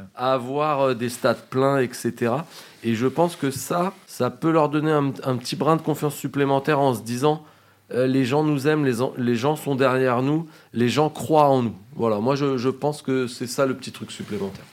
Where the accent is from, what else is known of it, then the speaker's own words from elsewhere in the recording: France; on est français